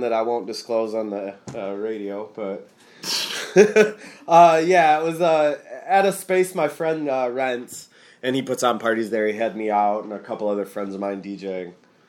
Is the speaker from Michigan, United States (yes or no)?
yes; Delton, Michigan, United States; also born or lived in Kalamazoo, Michigan / Lansing, Michigan / Ypsilanti, Michigan; I grew up in Delton. Do you know where Delton is? It's like 20 miles outside of Kalamazoo, north.